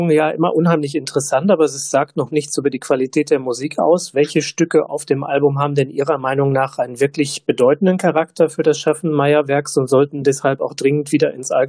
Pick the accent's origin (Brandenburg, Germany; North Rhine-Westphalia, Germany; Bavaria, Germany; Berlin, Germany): Brandenburg, Germany; da bin ich als